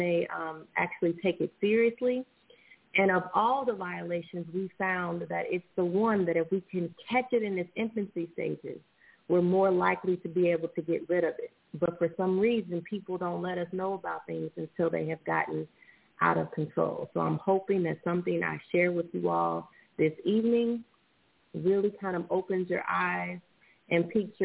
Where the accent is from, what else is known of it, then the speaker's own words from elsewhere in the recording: Indianapolis, Indiana, United States; also born or lived in Washington, D.C.; now in Los Angeles, United States; I'm originally from Indianapolis, Indiana, and I currently reside in Los Angeles, California